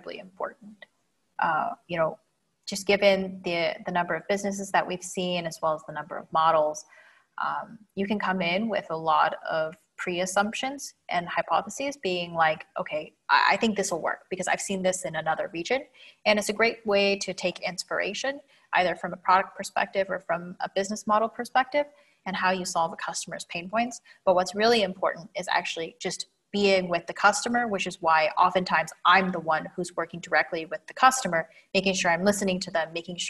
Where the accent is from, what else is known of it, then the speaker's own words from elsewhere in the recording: Washington, United States; moved away as an adult; now in Dubai, United Arab Emirates; born and raised in Washington State